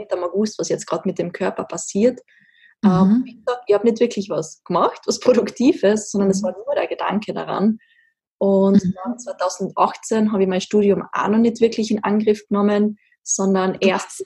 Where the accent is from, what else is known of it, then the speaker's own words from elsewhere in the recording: Austria; also born or lived in Graz; sehr klischeehaft aufgewachsen in den Alpen Österreichs